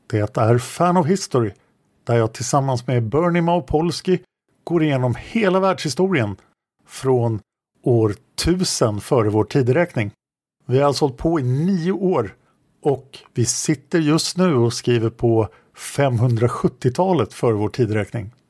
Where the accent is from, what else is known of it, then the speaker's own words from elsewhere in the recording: Stockholm, Stockholm County, Sweden; Dessutom växte jag upp i Sköndal-Farsta under den absolut svåraste perioden på 60 och 70-talen.